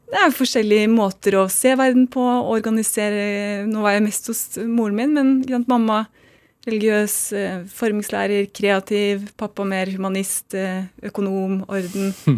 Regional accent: Oslo, Norway; also born or lived in United States; Jeg vokste opp på Smestad i Oslo

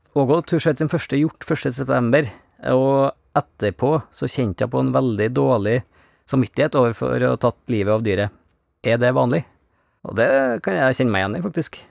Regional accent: Norway; jeg er jo fra Bygde-Norge

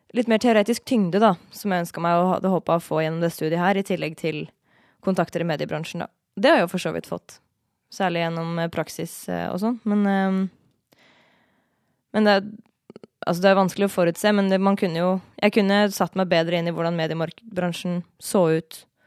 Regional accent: Indre Østfold, Norway; moved away; jeg jobba i en lokalavis hjemme i Indre Østfold

